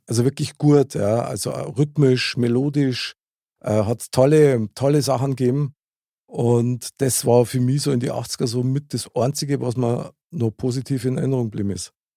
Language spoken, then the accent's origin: German; Munich, Bavaria, Germany; Ich bin ja in München geboren und aufgewachsen.